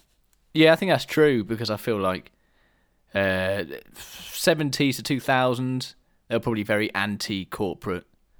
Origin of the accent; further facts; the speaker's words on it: East Grinstead, South East England, United Kingdom; East Grinstead, my hometown, big up EG.